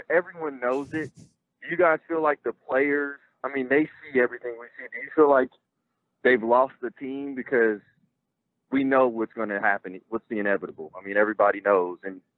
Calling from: Oklahoma City, Oklahoma, United States; I'm calling from Oklahoma City.

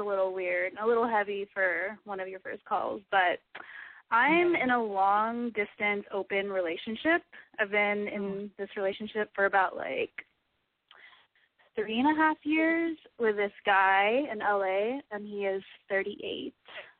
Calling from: San Francisco, California, United States; I'm 25, calling from San Francisco.

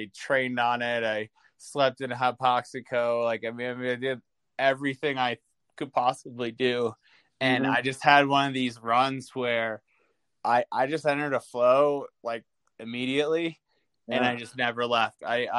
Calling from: Alta, Utah, United States; also born or lived in San Francisco; I am calling from Alta, Utah, my home.

